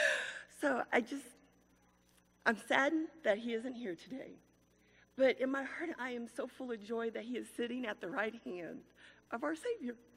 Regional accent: Salina, Kansas, United States; I'm from Salina, Kansas

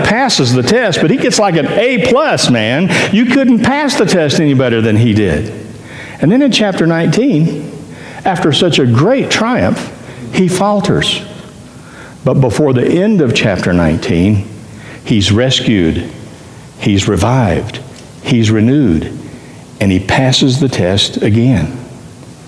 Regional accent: Tennessee, United States; I'm from Tennessee

